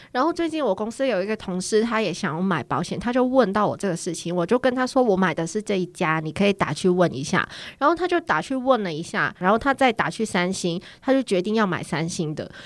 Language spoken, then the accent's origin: Chinese; Hong Kong; Chinese is a second language; moved away as an adult; now in South Korea; 我要回香港了